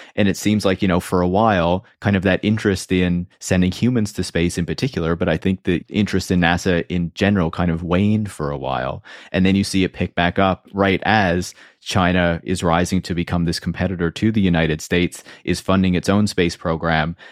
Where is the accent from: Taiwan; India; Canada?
Canada; I'm Canadian.